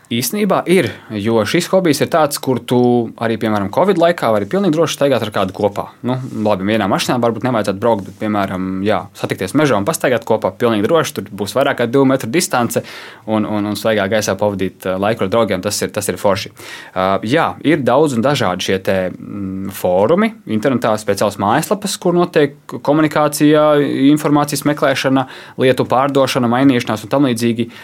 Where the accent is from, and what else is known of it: Latvia